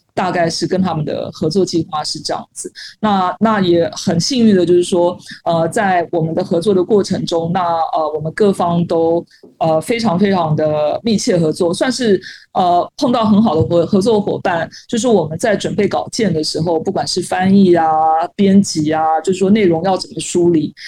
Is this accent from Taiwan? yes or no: yes; Taiwan; moved away as an adult; now in Shanghai, China; 作为一个台湾人，觉得山很多嘛